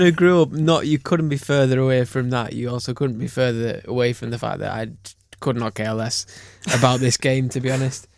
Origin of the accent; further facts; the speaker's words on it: Cumbria, North West England, United Kingdom; moved away; I grew up in Cumbria